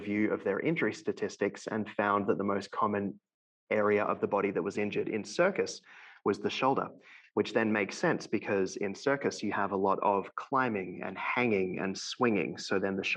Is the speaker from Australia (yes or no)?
yes; Melbourne, Victoria, Australia; moved away as an adult; now in London, Canada; So I'm originally from Melbourne, Australia, and I now live in London, Ontario, which is about 2 hours west of Toronto in Canada